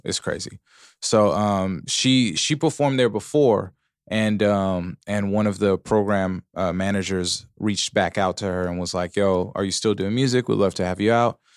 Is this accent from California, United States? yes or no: yes; Pomona, California, United States; I'm from Pomona